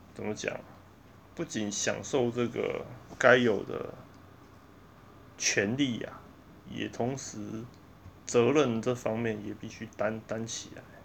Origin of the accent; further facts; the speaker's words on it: Taiwan; 我们台湾人